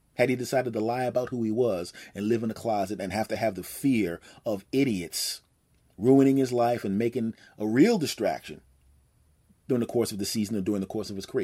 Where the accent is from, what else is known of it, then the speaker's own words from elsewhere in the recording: Philadelphia, Pennsylvania, United States; moved away; back in my hometown of Philadelphia